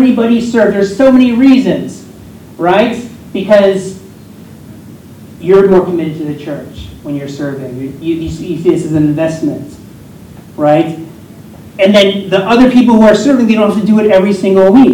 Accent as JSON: {"language": "English", "region": "Pennsylvania", "country": "United States", "tie": "born or raised there", "said": "I am a part owner of a restaurant in my hometown in Pennsylvania"}